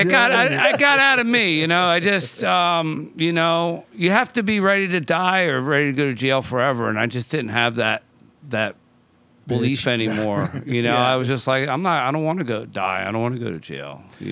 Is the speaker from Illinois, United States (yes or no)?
no; Philadelphia, Pennsylvania, United States; also born or lived in New York / South Beach; now in Southern California, United States; South Philadelphia originally.